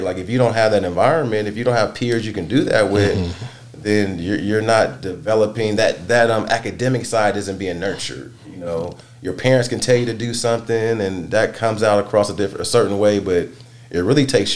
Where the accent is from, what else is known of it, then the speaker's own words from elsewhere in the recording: the Bay Area, California, United States; I grew up in the Bay Area